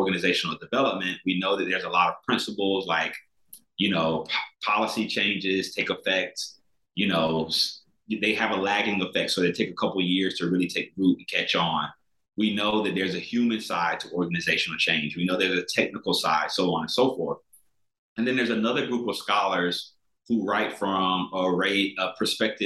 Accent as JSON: {"language": "English", "region": "South Carolina", "country": "United States", "tie": "born or raised there", "said": "I grew up in South Carolina"}